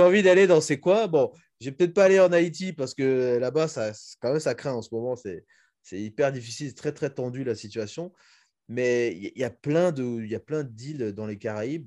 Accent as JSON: {"language": "French", "country": "Republic of the Congo"}